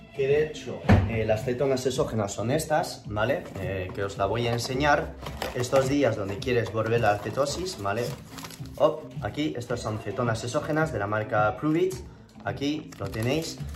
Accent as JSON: {"language": "Spanish", "town": "Toulouse", "region": "Occitania", "country": "France", "tie": "born or raised there", "also_born_or_lived": "Madrid", "accent": "French", "moved": "as an adult", "lives_now": "San Francisco, United States", "said": "yo nací en Toulouse, en el sur de Francia, y pasé 19 años ahí en mi vida y, me vine a Madrid eh, en el 2011 mm, eh, y hablo español con el acento francés"}